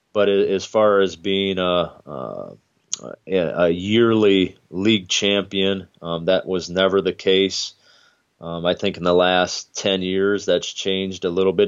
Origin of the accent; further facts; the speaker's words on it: Hudsonville, Michigan, United States; I grew up in Hudsonville